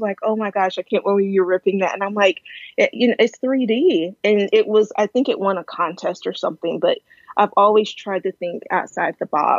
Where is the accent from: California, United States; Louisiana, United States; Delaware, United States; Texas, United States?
Texas, United States; also born or lived in Dallas, Texas / Austin, Texas; So I've always lived in Texas. So I was born near Dallas and not stayed in the same area, but all along Dallas. And then when I was probably about 8 or 10, we moved to Austin